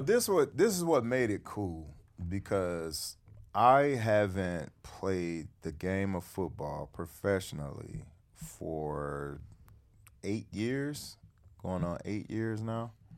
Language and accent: English; Detroit, Michigan, United States; Detroit, my hometown